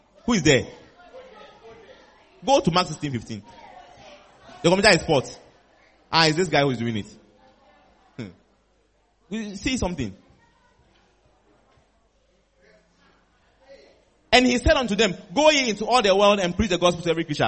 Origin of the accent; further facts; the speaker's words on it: Volta, Ghana; now in Kumasi, Ghana; I am an Ewe. I come from the Wota region